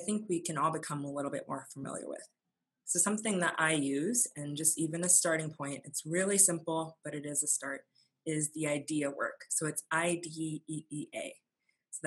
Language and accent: English; Fargo, North Dakota, United States; being an adoptee and growing up in Fargo